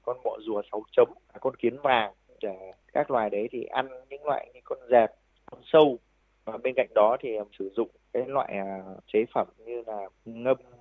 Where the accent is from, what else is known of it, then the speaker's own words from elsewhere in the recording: Thai Nguyen, Vietnam; moved away as an adult; also born or lived in Israel; cái mảnh đất quê hương của mình thì sau khi trở về quê hương thì với cái nắng nóng oi bức và cái trồng chè ở trên ờ, vùng đất Thái Nguyên thì cái mảnh đồi của nhà tôi